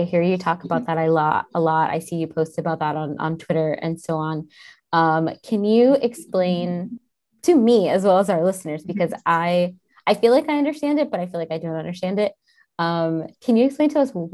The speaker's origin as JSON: {"language": "English", "region": "New York", "country": "United States", "moved": "yes", "said": "I'm from New York, so I was really happy to be able to go back for the WordCamp and like be in my city."}